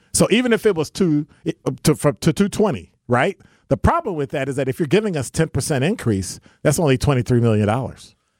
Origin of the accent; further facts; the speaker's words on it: Chicago, Illinois, United States; now in Milwaukee, United States; I'm from Ch-, Chicago